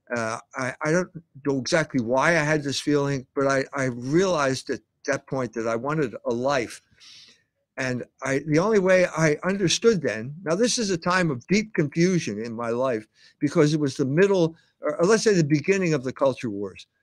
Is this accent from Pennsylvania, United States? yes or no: yes; Philadelphia, Pennsylvania, United States; born and raised in Philadelphia